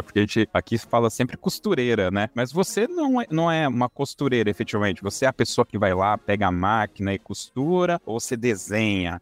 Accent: São Paulo, Brazil; na minha infância, né, aqui em São Paulo

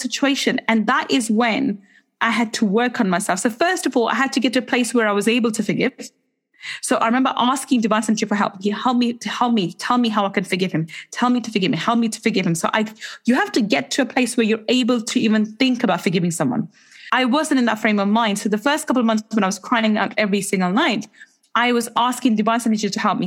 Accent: England, United Kingdom; in the UK, as English people

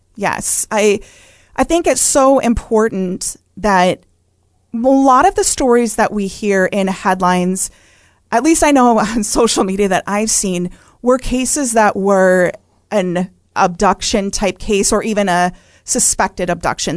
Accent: Wisconsin, United States; I grew up in Wisconsin

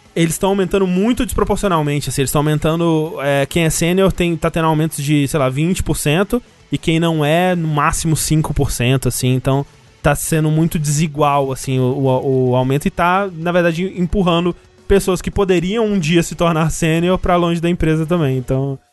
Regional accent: Brazil; a gente aqui, né, que tá falando isso é brasileiro

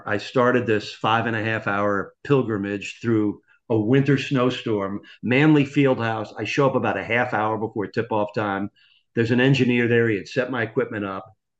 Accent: Massapequa, New York, United States; I grew up in Massapequa, New York.

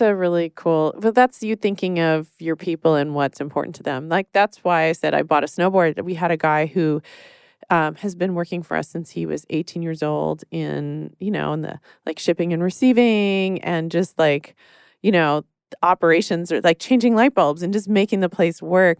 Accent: Texas, United States; I grew up in Texas

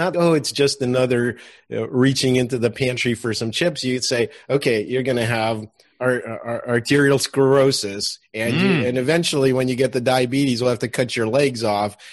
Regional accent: Russia; moved away; I was born in Russia

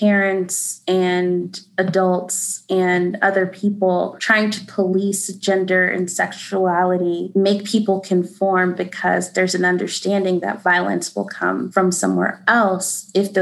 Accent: the South, United States; moved away; as a Southerner, I love being from the South

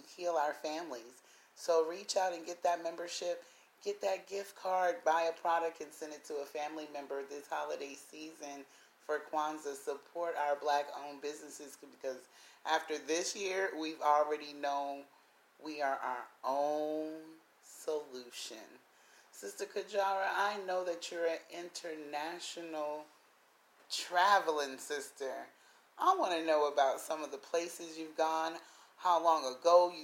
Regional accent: South Carolina, United States; I'm from the South Carolina

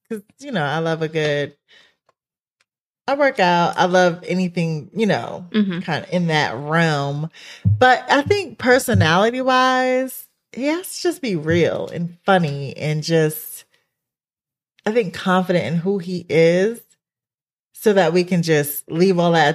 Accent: New York, United States; I'm from New York.

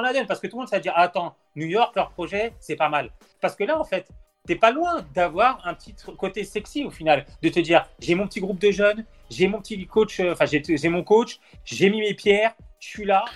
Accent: France; On est français

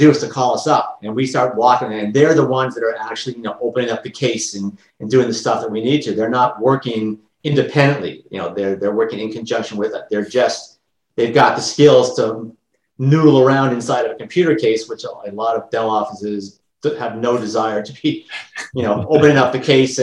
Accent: Canada; I'm Canadian and I've got lots of Canadian clients

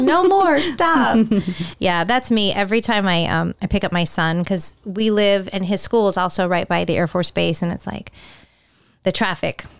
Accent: California, United States; moved away; growing up in California

